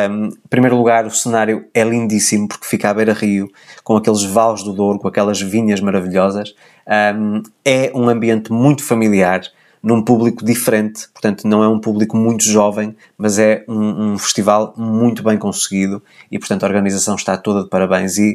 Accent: Brazil; moved away as an adult; now in Aveiro, Portugal; desde que viemos do Brasil, em 2019

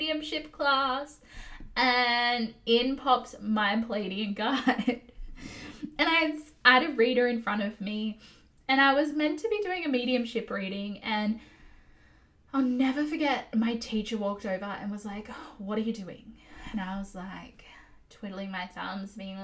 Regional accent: Australia; as an Aussie

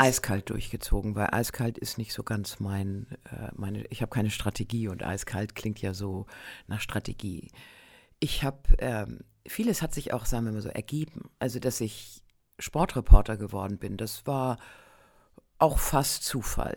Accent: Northern Germany, Germany; ich komme ja aus Norddeutschland

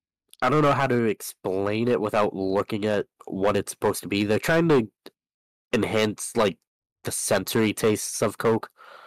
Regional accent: Wyoming, United States; That's right, it's we're from Wyoming.

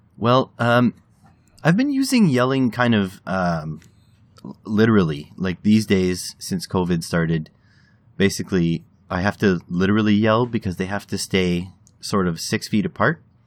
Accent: Canada; as a Canadian

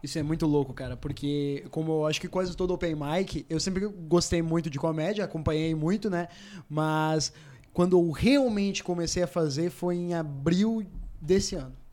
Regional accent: Rio Grande do Sul, Brazil; voltei para o Rio Grande do Sul, porque eu sou do Rio Grande do Sul

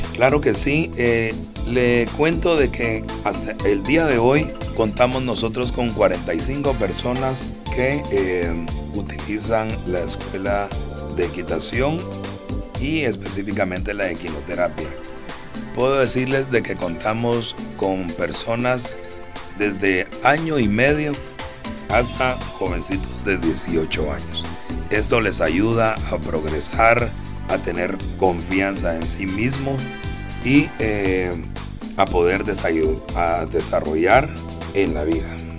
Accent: Guatemala

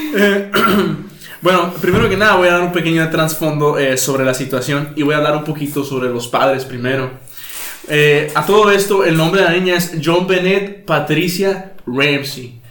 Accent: Mexico; como buen mexicano

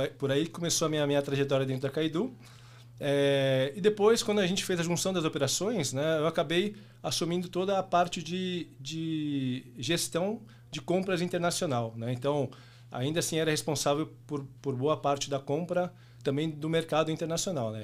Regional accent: São Paulo, Brazil; nascido e criado em São Paulo, paulista por natureza

